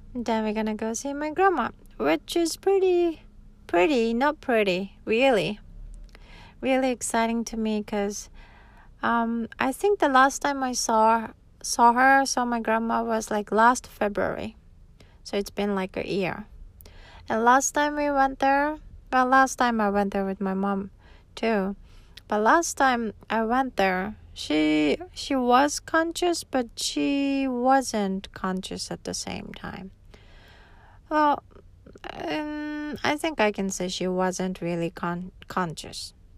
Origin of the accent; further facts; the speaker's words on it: Hokkaido, Japan; also born or lived in Tokyo, Japan; now in Okinawa, Japan; I was raised in Hokkaido, and that's where my grandma still lives.